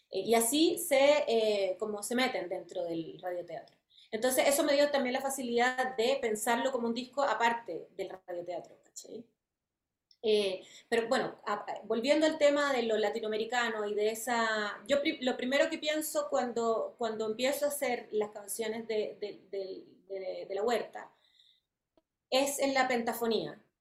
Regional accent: France; born there; Eh, y bueno, yo nací en Francia.

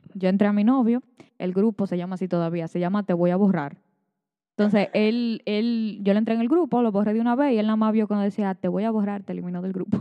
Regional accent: Moca, Espaillat, Dominican Republic; yo tengo 22 años y soy de Moca

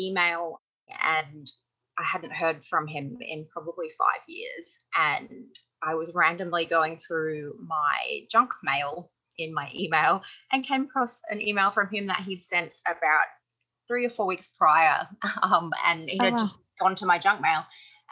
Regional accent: Australia; first language English; moved away as an adult; also born or lived in Netherlands / United States; now in England, United Kingdom; in Australia, where I'm from originally

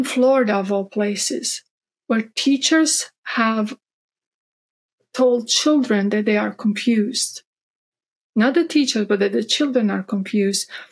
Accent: Croatia; now in Texas, United States; I grew up Catholic in Croatia just because that's, you know, what most Croatians are, we're Catholic. And then I came to the States

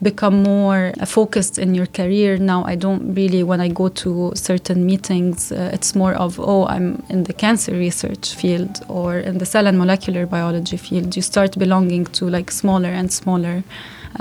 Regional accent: Lebanon; English is a second language; moved away as an adult; I'm from Lebanon

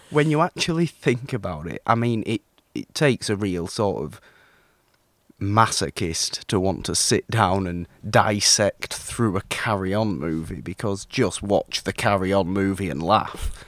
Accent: United Kingdom; me being British, me having grown up watching some of these movies.

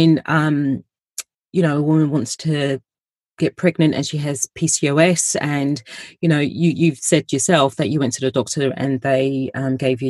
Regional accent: London, United Kingdom; I'm from London

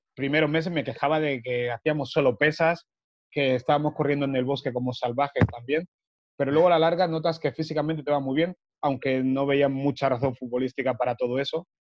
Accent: Barcelona, Catalonia, Spain; also born or lived in Africa; nos vinimos yo y mis dos hermanos, mi hermano y mi hermana, a Barcelona a vivir. y ahí es cuando empezó el tema de tocar el fútbol de cerca, porque antes de los nueve años

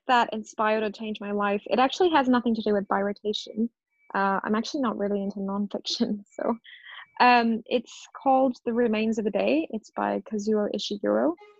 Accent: India; The food is really good. And I say that as an Indian.

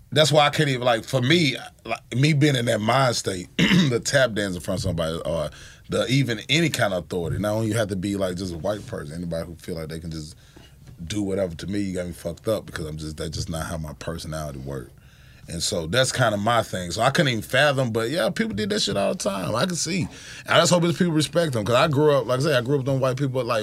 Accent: the South, United States; Yeah, I grew up in the South

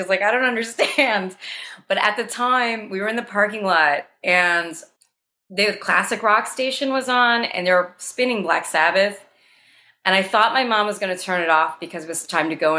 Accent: New Jersey, United States; moved away as an adult; now in Brooklyn, United States; when I was growing up in Jersey

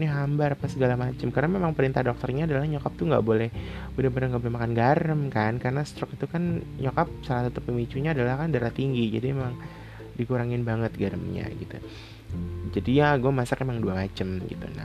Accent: Java, Indonesia; gue tuh bilang bokap gue adalah bapak gitu karena gue orang Jawa

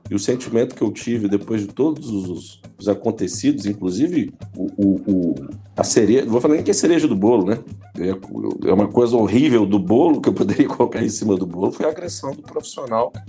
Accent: Minas Gerais, Brazil; como bom mineiro que sou

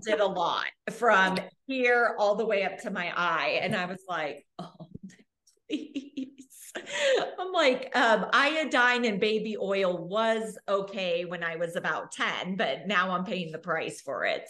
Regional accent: Arizona, United States; now in Australia; I grew up in Arizona

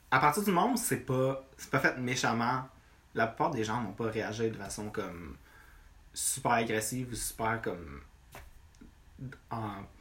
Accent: Rive-Nord, Quebec, Canada; moved away as an adult; now in Montreal, Canada; techniquement, je suis né à Montréal, au ah ouais, ok, Mais j'ai, grandi dans ça arrive nord toute ma vie.

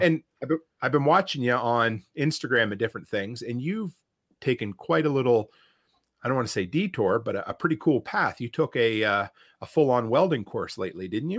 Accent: Nova Scotia, Canada; moved away; I grew up in Nova Scotia, and it's, uh, there is a very thick accent

